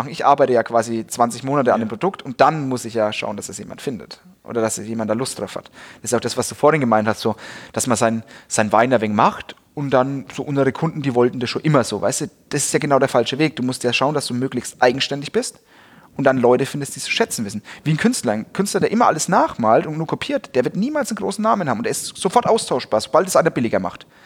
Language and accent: German; Bavaria, Germany; Also das merke ich halt als Franke auch, weil wir als Franken, wir sind ja immer schon die Underdogs.